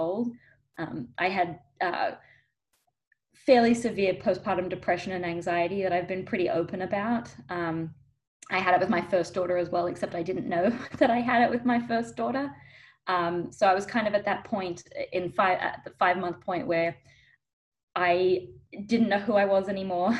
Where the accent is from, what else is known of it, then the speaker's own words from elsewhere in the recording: Melbourne, Victoria, Australia; now in California, United States; I'm actually originally from Australia, from Melbourne. So if you're hearing an accent, that's why.